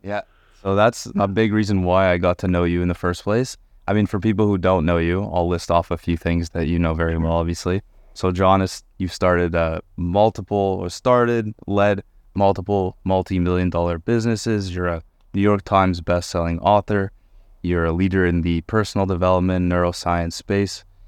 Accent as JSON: {"language": "English", "town": "Montreal", "region": "Quebec", "country": "Canada", "tie": "born or raised there", "said": "I grew up in Montreal"}